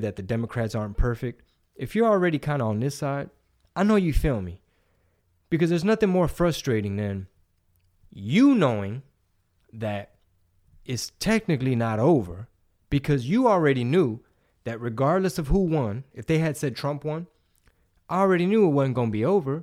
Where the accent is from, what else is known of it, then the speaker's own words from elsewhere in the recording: Houston, Texas, United States; also born or lived in San Antonio, Texas / East Coast, United States; I was from the Southeast in Grand Oak Park, I forty-five in Woodridge